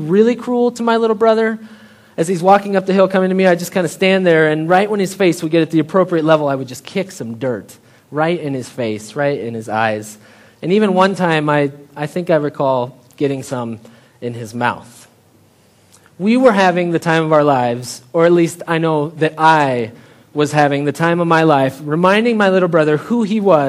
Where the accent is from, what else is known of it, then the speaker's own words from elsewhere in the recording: Story City, Iowa, United States; I grew up in Story City, Iowa, just like an hour north of here